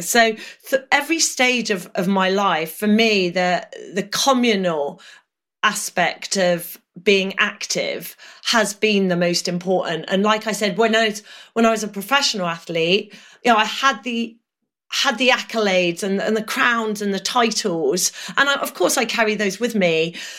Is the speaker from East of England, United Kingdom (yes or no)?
yes; Norfolk, East of England, United Kingdom; I grew up in Norfolk